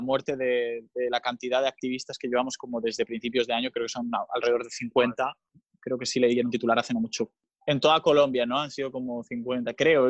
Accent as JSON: {"language": "Spanish", "area": "Mallorca", "region": "Balearic Islands", "country": "Spain", "said": "tengo 27 años también, ah, del 1992, y soy de Mallorca"}